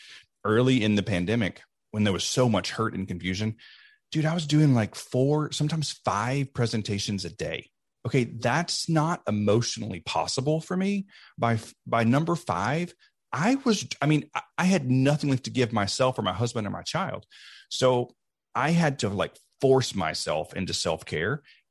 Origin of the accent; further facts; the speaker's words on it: Deep South, United States; I grew up in the Deep South in a time when it was not okay to be gay.